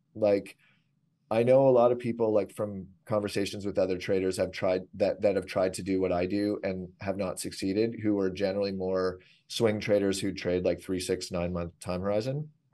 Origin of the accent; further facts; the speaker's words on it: Canada; I'm Canadian